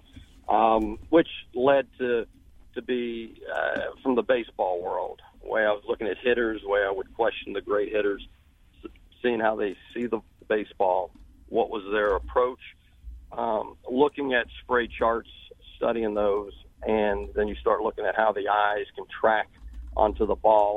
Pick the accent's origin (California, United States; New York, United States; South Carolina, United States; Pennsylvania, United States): Pennsylvania, United States; Uniontown; moved away as an adult; also born or lived in West Virginia / Alabama / Florida; now in Baton Rouge, United States; I grew up around Pittsburgh